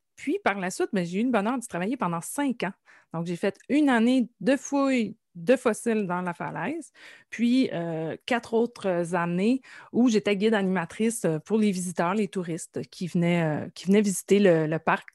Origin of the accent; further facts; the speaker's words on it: Nouvelle, Quebec, Canada; je suis originaire de la Gaspésie, plus précisément du euh, village de Nouvelle, qui se situe dans la baie des Chaleurs